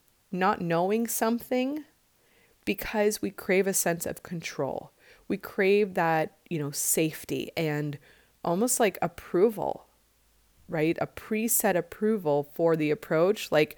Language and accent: English; Midwest, United States; moved away as an adult; now in California, United States; Like I moved from the Midwest in 96 after I graduated college to California, literally not having a job